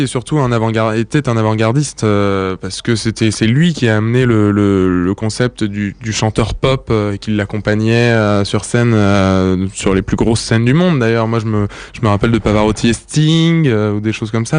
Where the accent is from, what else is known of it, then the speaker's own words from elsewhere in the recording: near Rouen, Normandy, France; also born or lived in Yvelines; je suis né en fait dans les Yvelines, au Chénet, et j'ai vécu la plupart parle de mon enfance euh, en Normandie, près de Rouen